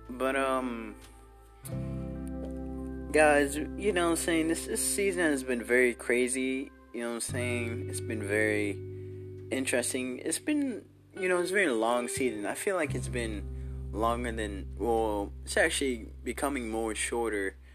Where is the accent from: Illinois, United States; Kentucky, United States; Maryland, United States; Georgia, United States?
Illinois, United States; Chicago; born there; I'm not born in Washington. I was born in Chicago, Illinois, and you know I have nothing to say against Chicago.